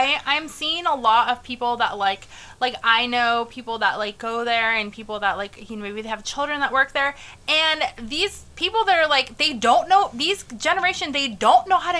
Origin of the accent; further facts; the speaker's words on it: Valley Center, California, United States; moved away; there's a little town called Valley Center in California. And fun fact, I grew up in Valley Center. Fun fact, when I grew up in Valley Center, we had, like, one stoplight.